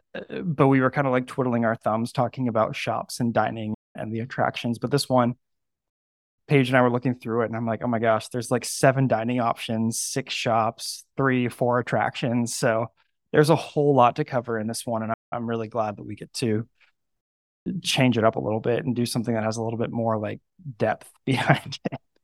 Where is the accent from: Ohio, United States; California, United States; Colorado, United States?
California, United States; Napa Valley; Napa Valley, California, where I grew up